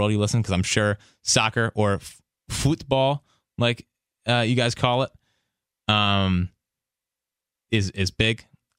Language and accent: English; Ireland; I am from Ireland, where there are loads of Eagles fans.